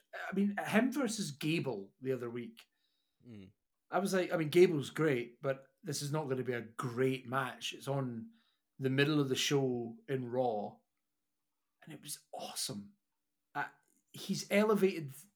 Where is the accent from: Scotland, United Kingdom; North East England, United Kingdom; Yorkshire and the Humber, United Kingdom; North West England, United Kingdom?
Scotland, United Kingdom; I'm Scottish